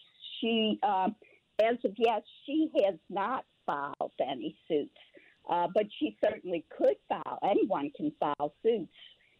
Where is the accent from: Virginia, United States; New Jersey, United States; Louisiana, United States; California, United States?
Louisiana, United States; New Orleans; I was born in New Orleans at Baptist Hospital.